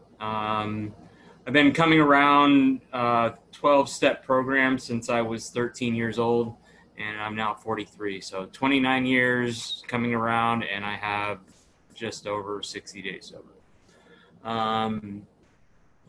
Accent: Dallas, Texas, United States; also born or lived in Tacoma, Washington; I was born in Tacoma, Washington. I grew up in Dallas, Texas.

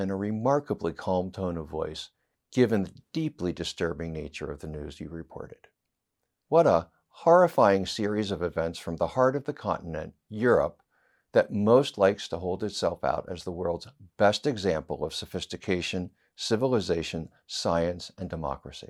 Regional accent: United States; as an American

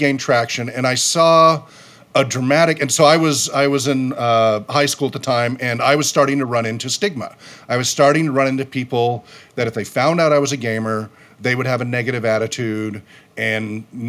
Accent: California, United States; also born or lived in Utah; I came from California, moved to Utah, was in a lot of other states

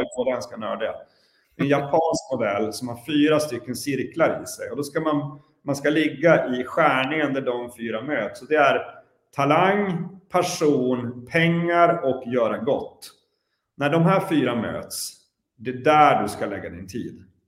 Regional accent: Luleå, Norrbotten County, Sweden; i Luleå i vart fall, där jag kommer ifrån

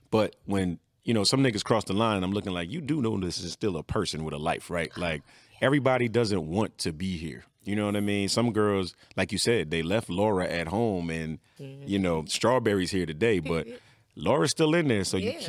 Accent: New Jersey, United States; I'm from South Jersey.

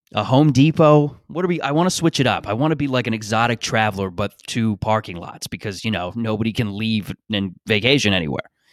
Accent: Canada; I grew up in Canada

